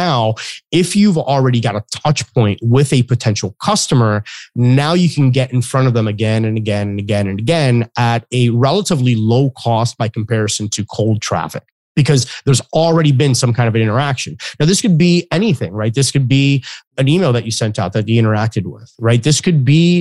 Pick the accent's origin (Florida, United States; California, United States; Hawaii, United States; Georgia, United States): Florida, United States; I live in Florida. I was born and raised in Florida.